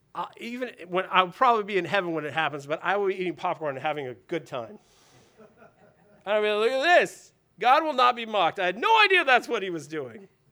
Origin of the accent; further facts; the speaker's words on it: United States; I am an American